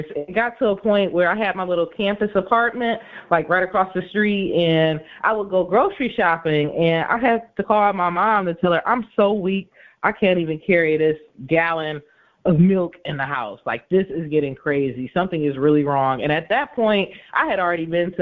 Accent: Inkster, Michigan, United States; I am actually from Inkster, Michigan, so actually right outside of Detroit is where I'm from.

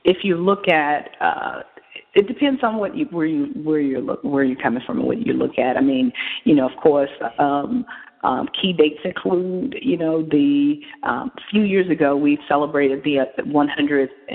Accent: Montgomery, Alabama, United States; I live in Montgomery, that's my hometown

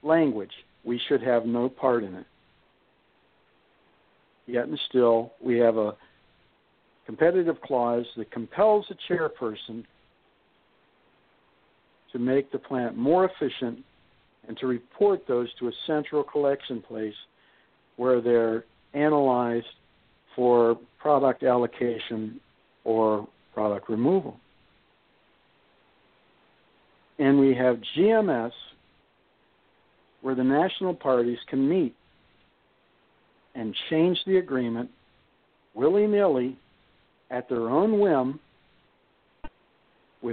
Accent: Youngstown, Ohio, United States; I'm from Youngstown

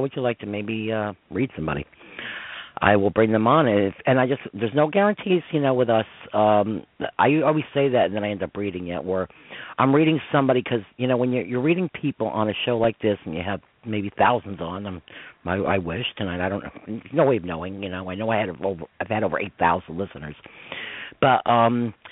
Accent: Croton-on-Hudson, New York, United States; also born or lived in Newcastle, New York; I'm from Croton and Hudson

